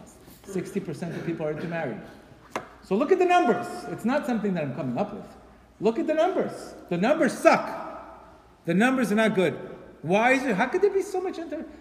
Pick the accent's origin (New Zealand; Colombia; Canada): Colombia; I'm from Colombia, by the way. I'm from Colombia